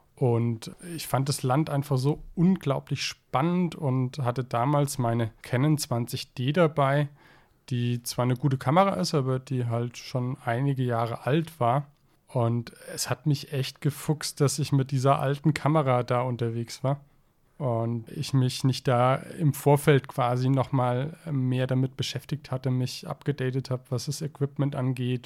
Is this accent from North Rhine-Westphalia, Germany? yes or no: no; Zell am Harmersbach, Baden-Württemberg, Germany; meinem Heimatort Zeller am Hammersbach